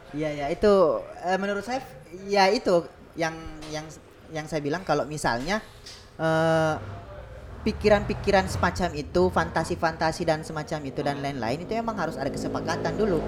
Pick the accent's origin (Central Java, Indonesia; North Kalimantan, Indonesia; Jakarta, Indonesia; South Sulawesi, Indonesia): South Sulawesi, Indonesia; Bone; di Bugis nih uh, di Bone lah misalnya di kampung saya